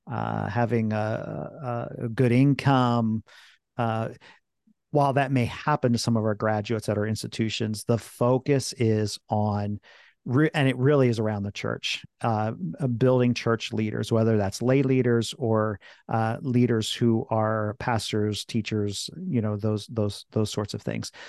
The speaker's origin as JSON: {"language": "English", "town": "Philadelphia", "region": "Pennsylvania", "country": "United States", "tie": "born or raised there", "also_born_or_lived": "France", "lives_now": "central Pennsylvania, United States", "said": "so I was born in France, spent seven years there. But uh, um, they came to the states, the Philadelphia area. So I, am a Philly guy, really"}